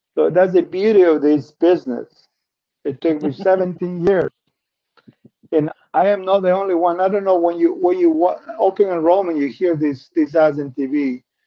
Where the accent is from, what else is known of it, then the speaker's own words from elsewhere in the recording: Peru; English is a second language; moved away as an adult; I'm originally from Peru